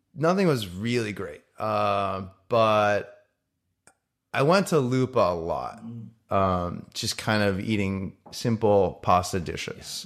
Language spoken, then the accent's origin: English; Connecticut, United States; also born or lived in Japan / New York; now in Los Angeles, United States; Then we moved to the States, uh, for my dad's work, and then I grew up in Connecticut